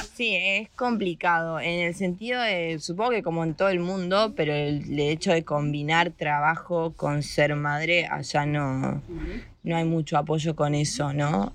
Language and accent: Spanish; Argentina; moved away as an adult; now in Spain; nos vamos de Argentina. Así que, nada, estoy acá.